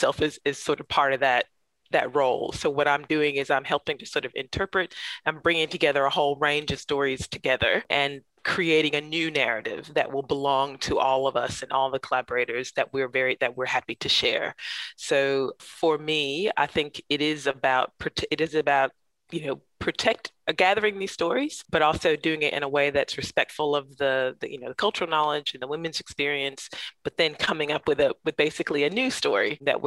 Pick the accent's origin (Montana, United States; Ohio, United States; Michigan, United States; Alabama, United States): Alabama, United States; Central; now in Canberra, Australia; growing up in Central Alabama. So my family's from Montgomery, Alabama.